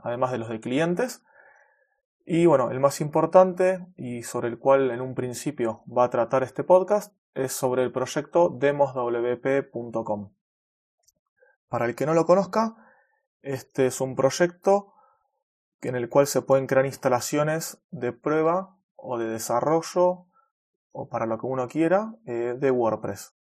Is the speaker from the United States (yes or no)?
no; Buenos Aires, Argentina; Soy de Argentina, de Buenos Aires